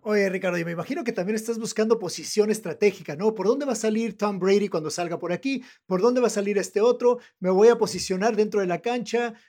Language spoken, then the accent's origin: Spanish; northern Mexico, Mexico; accent: norteño; yo tengo mi acento norteño, tengo mi acento entre Tijuana, en algún lugar entre Tijuana y Monterrey, por ahí está mi acento